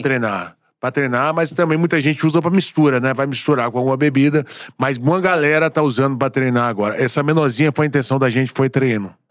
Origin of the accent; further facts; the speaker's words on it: Bahia, Brazil; moved away; also born or lived in Rio de Janeiro; Sou baiano